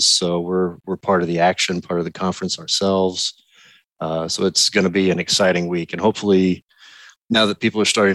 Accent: Vincennes, Indiana, United States; moved away; I was born and raised in Vincennes, Indiana

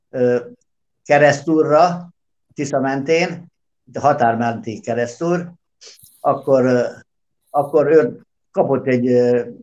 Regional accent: Subotica, Vojvodina, Serbia; Gyerekek, én Szabadkát nem hagytam el soha, itt születtem, itt élek most is, és a határokat nem én szabtam meg. Úgyhogy én délvidéki magyar vagyok

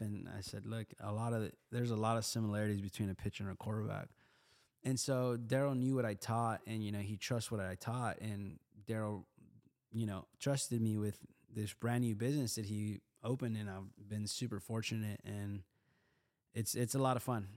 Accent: Houston, Texas, United States; I grew up in Houston on the East Side

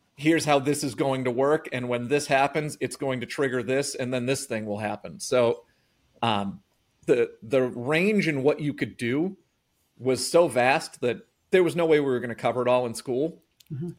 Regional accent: Norton, Massachusetts, United States; I grew up in Norton

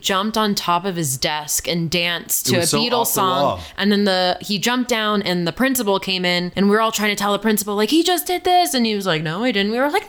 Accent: Boulder, Colorado, United States; Have one, but we don't go back there. And my hometown is actually Boulder.

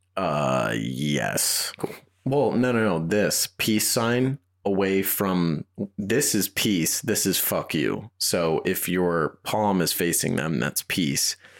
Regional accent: United States; accent: East Coast; moved away; I grew up just outside of New York

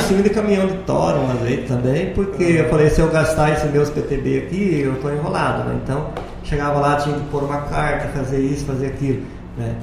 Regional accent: Palotina, Paraná, Brazil; also born or lived in Santa Catarina / Boa Esperança; now in Lucas do Rio Verde, Brazil; eu sou lá do Paraná. Na verdade, eu nasci em Santa Catarina, saí de lá bem com dois anos e pouquinho. Daí viemos morar em Palotina, no Paraná

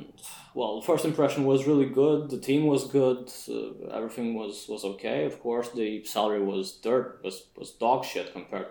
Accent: Iași, Iași County, Romania; they opened an office in Iași. So I figured, yeah, okay, that's nice.

